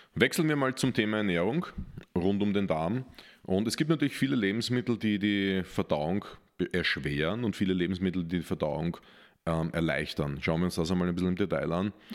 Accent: Austria; als Österreicher

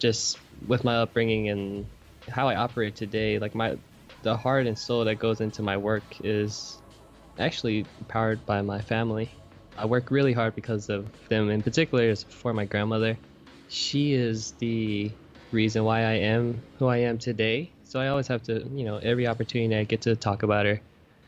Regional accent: Oakland, California, United States; now in New York City, United States; growing up in Oakland

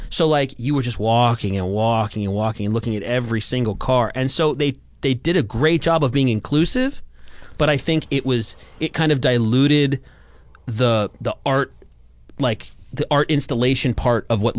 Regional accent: the San Fernando Valley, California, United States; My entire life, I grew up in the Valley, right?

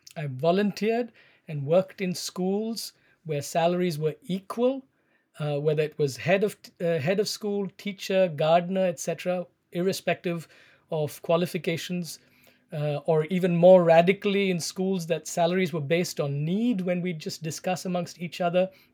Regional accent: Chennai, Tamil Nadu, India; moved away as an adult; also born or lived in United Kingdom / United States; I was born in South India, in Chennai

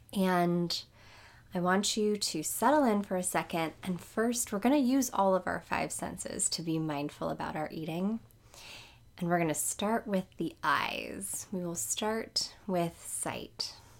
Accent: New Orleans, Louisiana, United States; I'm from New Orleans

